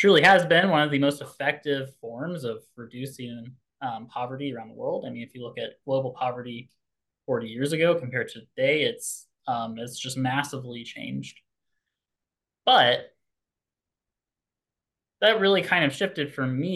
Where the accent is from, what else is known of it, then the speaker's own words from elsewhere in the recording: Indiana, United States; I grew up in Indiana, conservative state, and I grew up in a conservative family.